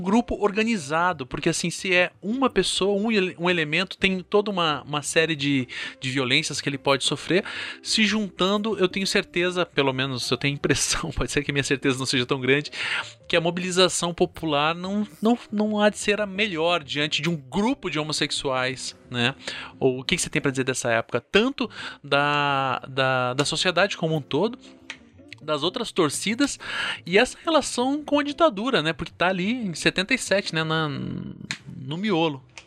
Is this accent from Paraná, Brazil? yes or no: yes; Curitiba, Paraná, Brazil; eu sou aqui de Curitiba